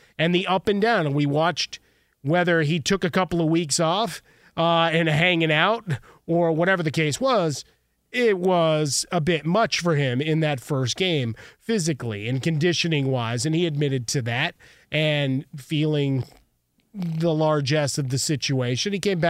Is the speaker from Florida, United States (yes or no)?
no; Chicago, Illinois, United States; We've celebrated a huge anniversary from my hometown of Chicago.